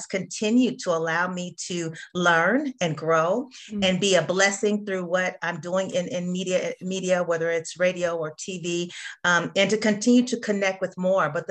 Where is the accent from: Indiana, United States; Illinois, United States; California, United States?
California, United States; Bay Area; moved away as an adult; now in Atlanta, United States; I'm originally from California, so I'm from the Bay Area